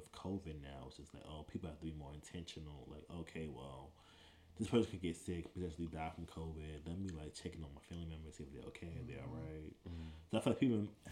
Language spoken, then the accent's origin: English; New York City, New York, United States; moved away as an adult; also born or lived in Buffalo, New York / Washington, D.C.; I'm originally from Brooklyn, East New York